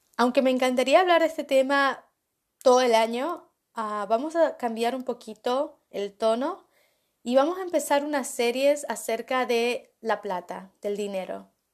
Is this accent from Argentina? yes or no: yes; Argentina; Cuando yo estaba creciendo en Argentina con mi familia, la verdad que no teníamos mucha plata